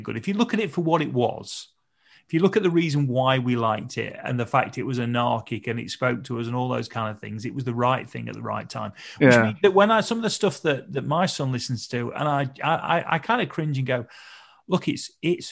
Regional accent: North Nottinghamshire, East Midlands, United Kingdom; I grew up in North Nottinghamshire

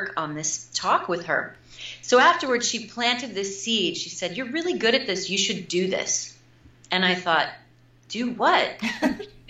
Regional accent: Midwest, United States; moved away as an adult; also born or lived in New York City; I'm also from the Midwest

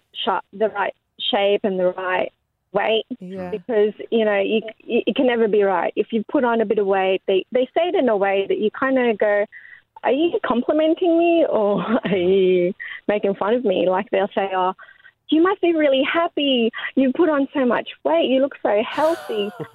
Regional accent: Philippines; now in Thornlands, Australia; I'm originally from the Philippines, and so our family gatherings are quite large.

